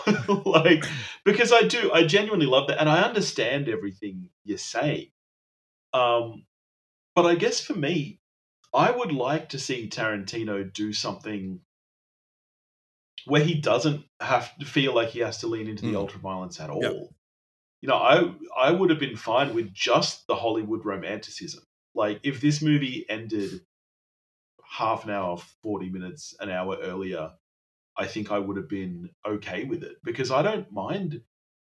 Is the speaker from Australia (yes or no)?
yes; Australia; I'm Australian